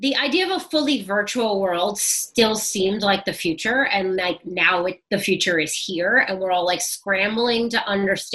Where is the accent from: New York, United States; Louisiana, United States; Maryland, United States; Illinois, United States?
New York, United States; New York City; I'm from Brooklyn and I grew up in the city